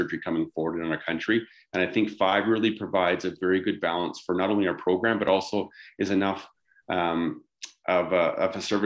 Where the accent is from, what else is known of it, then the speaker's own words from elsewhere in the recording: Vancouver, British Columbia, Canada; now in Calgary, Canada; growing up in the Lower Mainland, I was used to very dreary, wet winters.